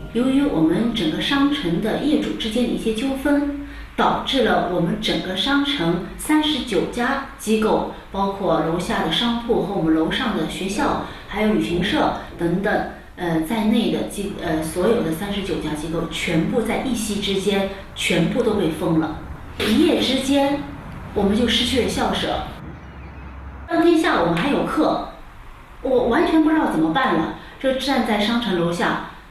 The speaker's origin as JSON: {"language": "Chinese", "country": "China", "moved": "as an adult", "lives_now": "Padua, Italy", "said": "我们中国人"}